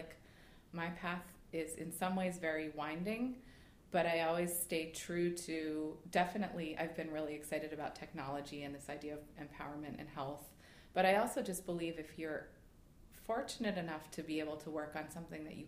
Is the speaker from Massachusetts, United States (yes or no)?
yes; Boston, Massachusetts, United States; we're recording this in Boston and I'm from Boston.